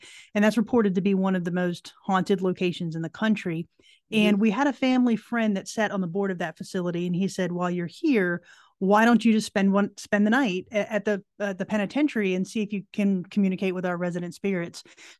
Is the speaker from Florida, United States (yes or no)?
yes; right outside of Orlando, Florida, United States; moved away as an adult; now in Tennessee, United States; I'm originally from Florida.